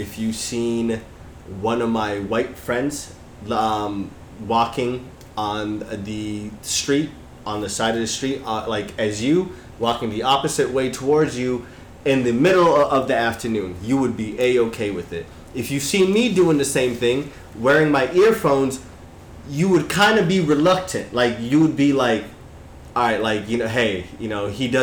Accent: Utah, United States; growing up in Utah

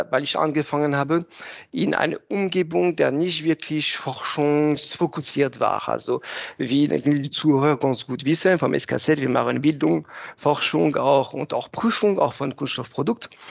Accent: Kitzingen, Bavaria, Germany; Nein, nein, ich komme nicht aus Würzburg, ich komme aus Kitzingen. Das ist ein Dorf in der Nähe von Würzburg.

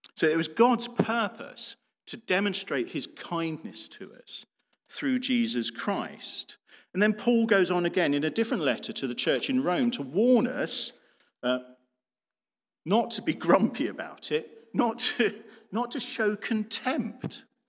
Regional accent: United Kingdom

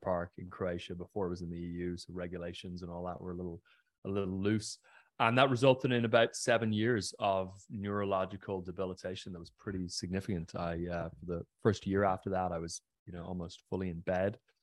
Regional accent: County Mayo, Connacht, Ireland; I grew up on the west coast of Ireland in a pretty remote area, a county called Mayo

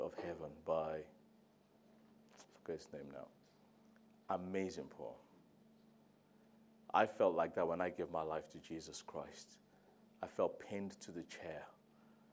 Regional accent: Nigeria; now in London, United Kingdom; I'm Nigerian

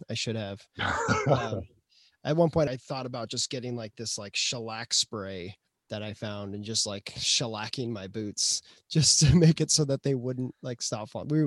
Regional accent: Tucson, Arizona, United States; I came from Tucson Arizona and I had been to New York before but like I hadn't spent that much time in Brooklyn

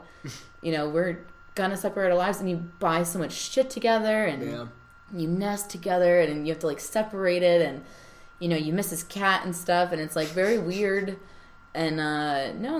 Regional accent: New York, United States; moved away as an adult; now in Denver, United States; we grew up in New York together

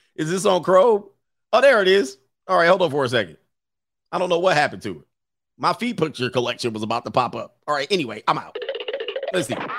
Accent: Missouri, United States; I'm from Missouri, the show me state.

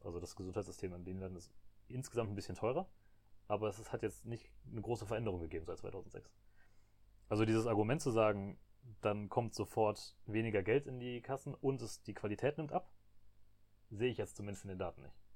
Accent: Germany; als Deutsche

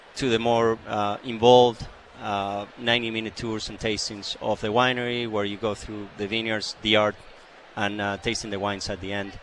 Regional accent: Argentina; also born or lived in Chile; now in Canada; I'm from Argentina originally

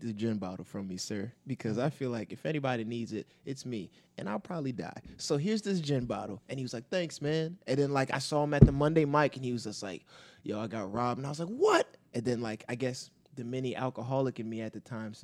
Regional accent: Hillside, New Jersey, United States; also born or lived in Elizabeth, New Jersey; I grew up in Hillside, but I was literally a block from Irvington

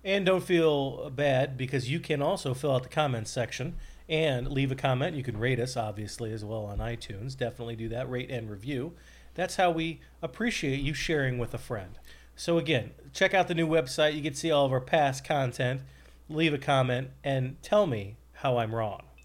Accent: Columbus, Ohio, United States; moved away; I'm from Columbus

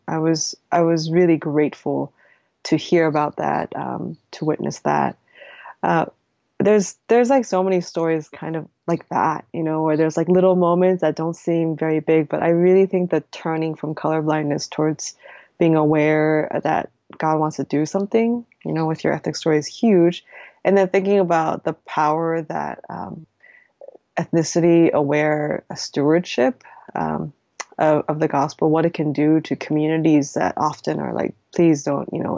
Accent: United States; I'm Korean American

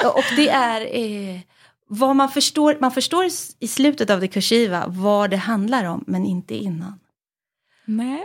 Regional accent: Halmstad, Halland County, Sweden; jag växte upp i Halmstad, jag gick i skolan i Söndrum.

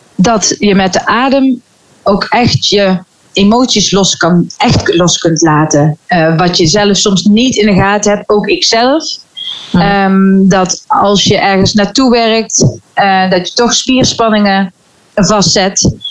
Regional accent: Veghel, North Brabant, Netherlands; ik kom uit Vechel

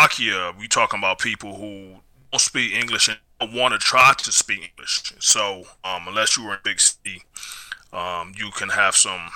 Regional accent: United States; I'm American.

